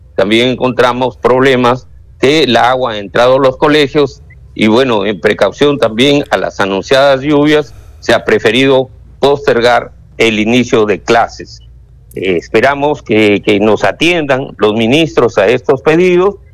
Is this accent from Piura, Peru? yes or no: yes; Canchaque, Piura, Peru; yo soy del distrito de Canchaca y la provincia de Huancabamba